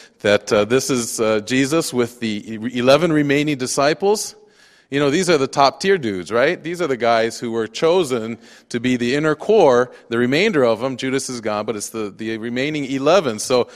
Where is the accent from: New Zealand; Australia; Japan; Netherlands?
Japan; also born or lived in United States; I'm a missionary kid, and so I grew up in Japan. I speak fluent Japanese. My wife will tell you I'm more Japanese than American.